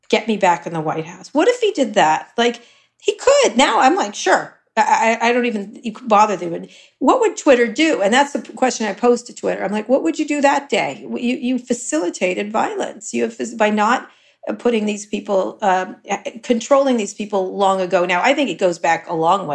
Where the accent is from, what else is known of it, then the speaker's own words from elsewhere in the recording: Princeton, New Jersey, United States; moved away as an adult; also born or lived in Philadelphia, Pennsylvania / New York; I grew up in New Jersey through high school in Princeton, New Jersey